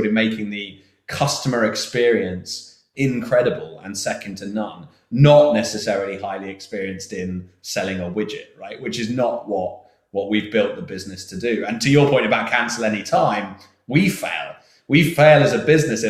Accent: England, United Kingdom; I'm English

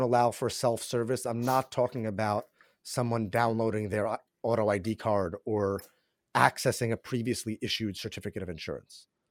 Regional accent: New York, United States; born and raised in New York

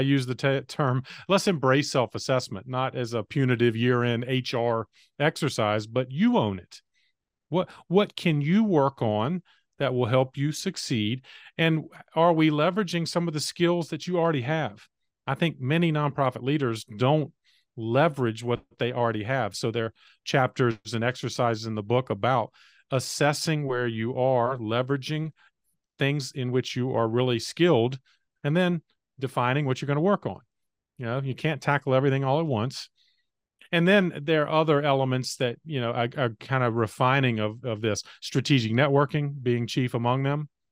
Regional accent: North Carolina, United States; came back to my home state of North Carolina

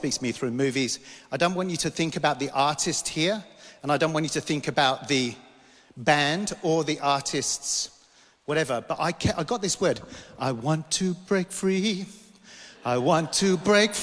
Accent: London, United Kingdom; moved away; I grew up in London

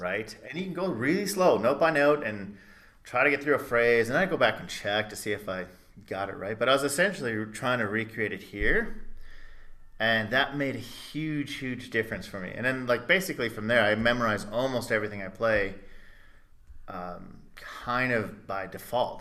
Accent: Blue Island, Illinois, United States; also born or lived in Chicago; I was born in the mecca of Blue Island, Illinois

